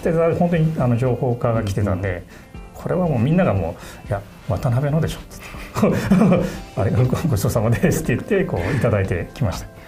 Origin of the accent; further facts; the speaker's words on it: Tachikawa, Tokyo, Japan; also born or lived in Kunitachi, Tokyo; 番長く子どもの時期を過ごしたのは立川市なんですけど